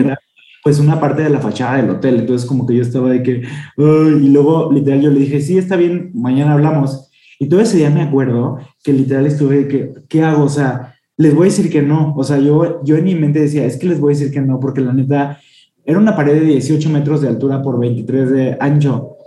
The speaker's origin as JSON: {"language": "Spanish", "region": "San Luis Potosí", "country": "Mexico", "moved": "as an adult", "lives_now": "Mexico City, Mexico", "said": "soy de San Luis Potosí, pero vivo en la Ciudad de México desde hace cuatro años."}